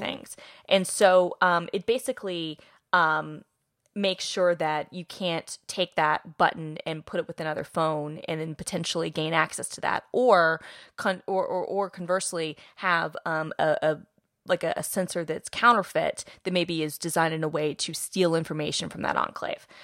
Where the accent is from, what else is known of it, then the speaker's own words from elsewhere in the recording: Atlanta, Georgia, United States; I'm from Atlanta